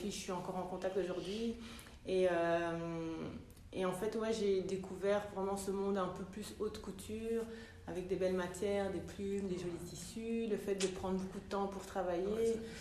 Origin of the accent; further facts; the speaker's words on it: Brussels, Brussels-Capital Region, Belgium; also born or lived in London, United Kingdom / Italy / France; je suis bruxelloise d'origine ivoirienne